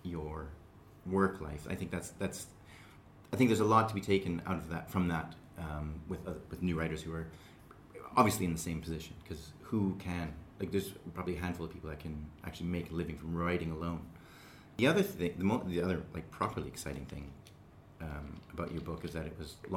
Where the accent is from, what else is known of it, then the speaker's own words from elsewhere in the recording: Canada; I'm from Canada, and it's a bilingual country